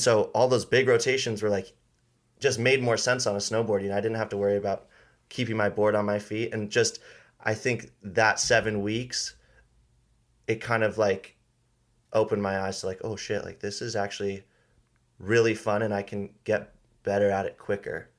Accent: Paia, Hawaii, United States; grew up on Maui. I grew up in Paia

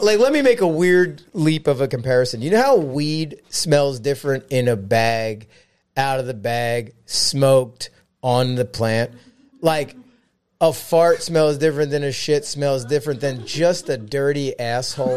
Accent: Philadelphia, Pennsylvania, United States; I grew up here in Philly

